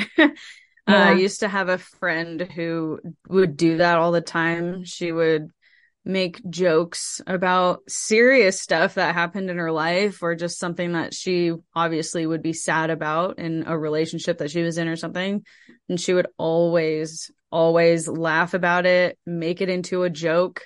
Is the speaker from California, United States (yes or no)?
yes; San Francisco Bay Area, California, United States; born or raised there